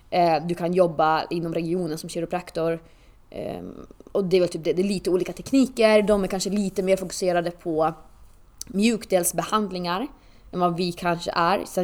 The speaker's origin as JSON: {"language": "Swedish", "region": "Åland", "country": "Finland", "said": "eftersom att jag kommer från Åland som {S0} tillhör ja. Finland"}